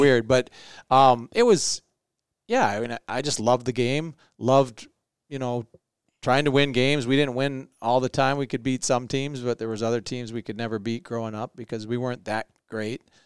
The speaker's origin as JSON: {"language": "English", "town": "Minneapolis", "region": "Minnesota", "country": "United States", "tie": "born or raised there", "said": "We went to school on the north side"}